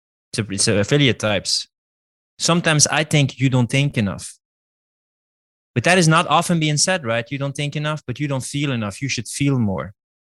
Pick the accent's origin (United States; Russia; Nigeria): Russia; Like, dude, I'm just from Russia playing tennis.